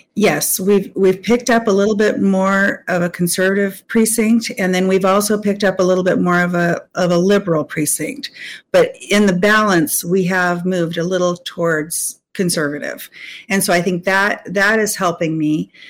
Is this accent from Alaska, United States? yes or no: yes; Anchorage, Alaska, United States; I'm a lifelong Alaskan. And uh, so I lived the Alaska experience, right? My mom and dad were uh, subsistence hunters and fishers, and I took uh, moose tongue sandwiches to school when I went to Rabbit Creek Elementary